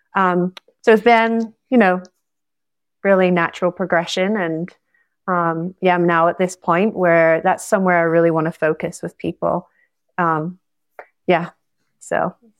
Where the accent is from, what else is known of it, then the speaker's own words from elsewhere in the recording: Scotland, United Kingdom; moved away as an adult; also born or lived in Costa Rica; I'm from Scotland originally